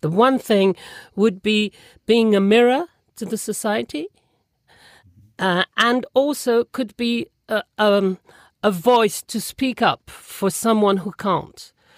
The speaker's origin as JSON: {"language": "English", "town": "Toulon", "region": "Provence-Alpes-Côte d'Azur", "country": "France", "tie": "born or raised there", "also_born_or_lived": "London", "second_language": "English", "said": "they moved to another city next to it, which is Toulon where I live now and um, where I spent most of my life"}